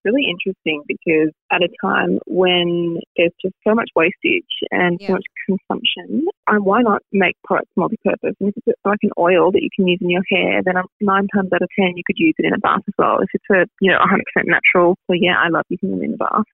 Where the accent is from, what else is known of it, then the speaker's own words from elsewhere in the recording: Melbourne, Victoria, Australia; also born or lived in Germany; I grew up in Melbourne and finished school and went to uni straight away